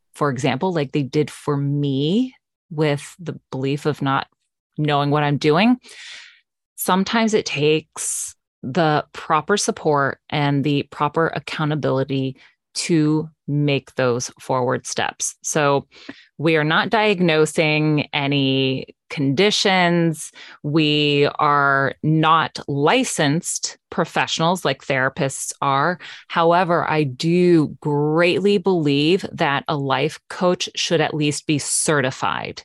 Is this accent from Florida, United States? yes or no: yes; West Palm Beach, Florida, United States; I am born and raised in South Florida, West Palm Beach area